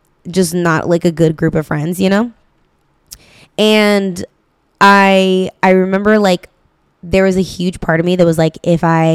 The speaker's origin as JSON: {"language": "English", "town": "Stockton", "region": "California", "country": "United States", "tie": "born or raised there", "said": "I grew up in Stockton"}